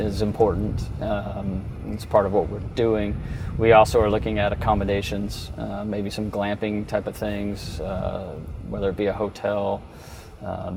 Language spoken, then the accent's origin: English; Colorado, United States; I grew up in Colorado